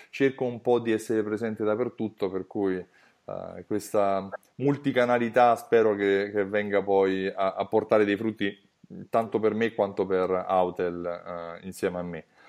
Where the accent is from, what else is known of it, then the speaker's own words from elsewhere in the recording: Rome, Lazio, Italy; accent: Roman; col mio accento romano metto le doppie dappertutto